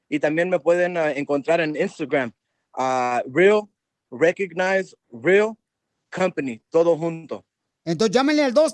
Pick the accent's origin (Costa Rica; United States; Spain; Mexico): United States; Los Angeles, California; born there; yo nací aquí en Los Ángeles, mi familia es de Culiacán, Sinaloa.